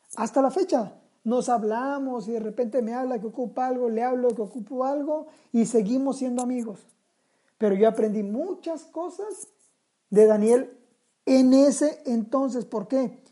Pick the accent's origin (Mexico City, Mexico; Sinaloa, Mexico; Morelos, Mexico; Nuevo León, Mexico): Sinaloa, Mexico; Somos sinaloenses